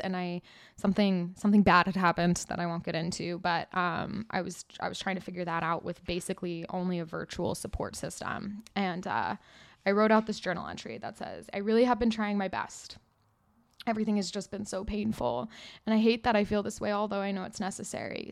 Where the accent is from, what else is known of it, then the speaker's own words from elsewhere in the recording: California, United States; I grew up in California